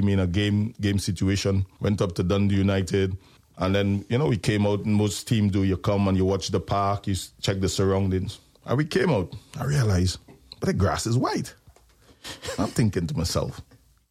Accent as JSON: {"language": "English", "country": "Trinidad & Tobago", "moved": "as an adult", "said": "I come from Trinidad and Tobago, and basketball is a big thing in the Caribbean and Trinidad for us"}